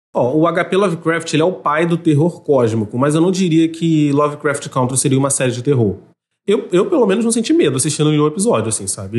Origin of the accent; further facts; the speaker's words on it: Rio de Janeiro, Brazil; accent: carioca; now in São Gonçalo, Brazil; o jeito que eu falo meu nome, mas é o sotaque carioca